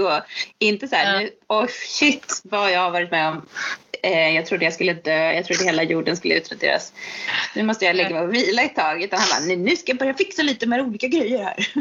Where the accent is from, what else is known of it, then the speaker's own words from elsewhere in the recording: Sweden; som svensk